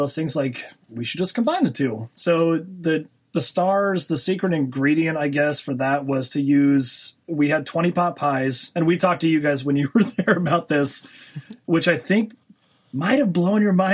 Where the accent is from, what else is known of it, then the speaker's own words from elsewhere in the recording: Lake Charles, Louisiana, United States; I was born in Lake Charles, Louisiana. So I'm a Cajun boy.